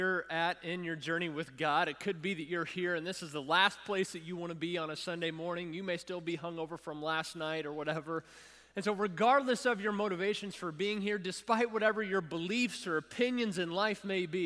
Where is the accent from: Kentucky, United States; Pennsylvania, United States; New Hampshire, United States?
Kentucky, United States; Louisville; Savannah and I grew up together in Louisville, Kentucky